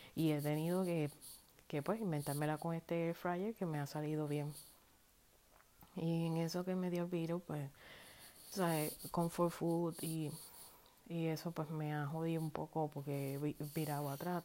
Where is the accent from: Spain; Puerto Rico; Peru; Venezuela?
Puerto Rico; yo llevo en la sangre como puertorriqueña